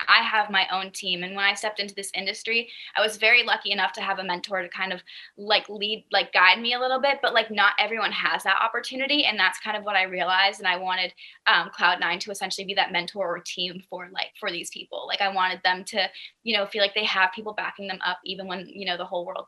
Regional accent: Boston, Massachusetts, United States; moved away; the Boston area, which is originally where I'm from. So when he reached out to me, I was like, oh my gosh, we're both from Boston

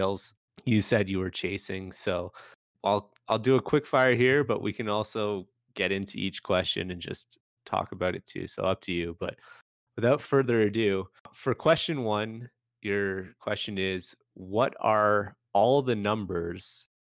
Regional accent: Canada; growing up as a Canadian, we eat a lot of Cheese Whiz

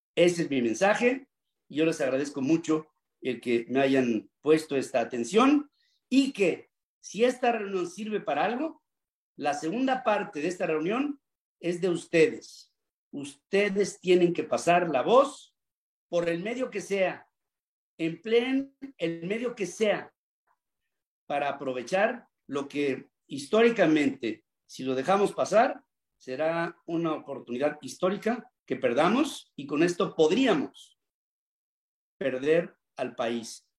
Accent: Mexico

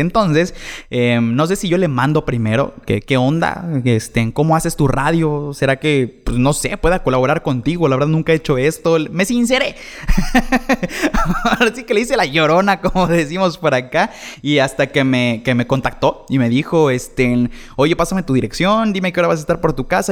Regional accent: Chetumal, Quintana Roo, Mexico; de aquí soy, de Chetumal

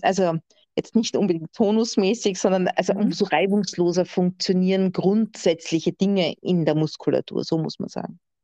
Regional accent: Austria; bei uns in Österreich

